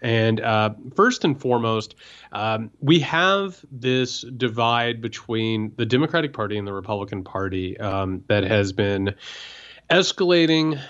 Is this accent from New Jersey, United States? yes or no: no; Indiana, United States; I grew up in Indiana